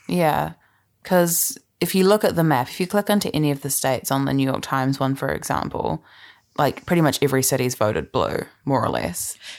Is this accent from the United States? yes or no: no; New Zealand; as a Canadian and a New Zealander